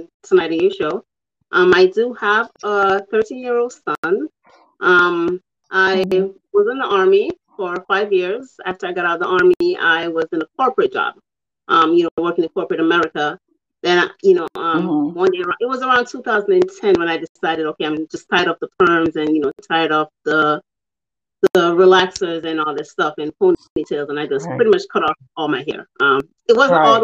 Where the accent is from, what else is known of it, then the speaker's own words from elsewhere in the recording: Jamaica; I'm from Jamaica where, you know, it's worn a lot by people there